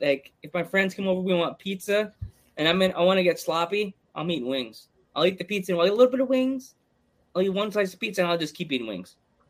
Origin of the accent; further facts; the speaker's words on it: New York, United States; I grew up in New York.